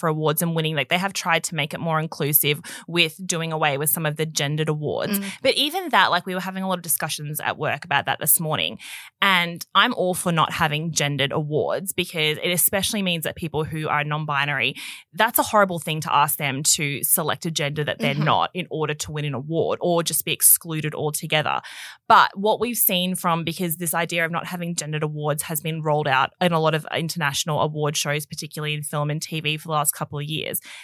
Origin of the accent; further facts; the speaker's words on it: Australia; growing up in Australia, it used to be you watched Home and Away every night